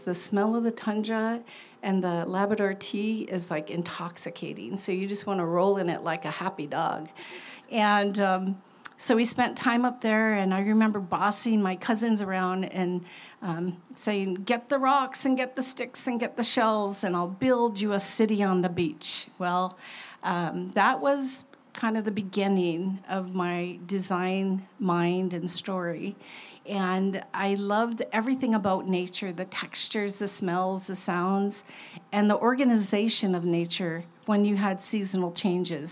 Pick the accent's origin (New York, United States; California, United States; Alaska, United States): Alaska, United States; Kotzebue; I was born in Kotzebue, a northwest Arctic community 30 miles above the Arctic Circle